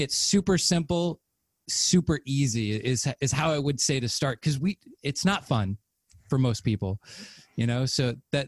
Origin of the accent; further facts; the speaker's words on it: the Bible Belt, United States; I grew up in the Bible Belt